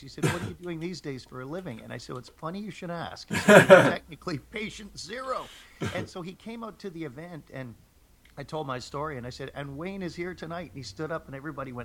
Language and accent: English; Toronto, Ontario, Canada; also born or lived in England; When I was growing up in Toronto, having emigrated from England with my family